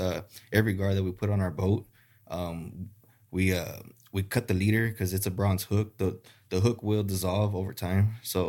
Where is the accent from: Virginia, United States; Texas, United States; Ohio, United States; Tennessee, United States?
Texas, United States; Harlingen; I'm from Harlingen.